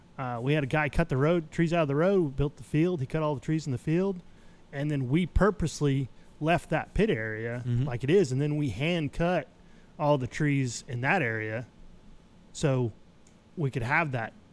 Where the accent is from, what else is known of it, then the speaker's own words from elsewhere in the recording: Bethel, Alaska, United States; now in Oklahoma, United States; I was born in Bethel, Alaska.